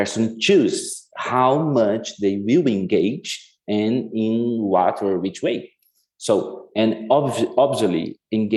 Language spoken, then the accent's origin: English; Curitiba, Paraná, Brazil; moved away; I was born in Curitiba, a city in southern Brazil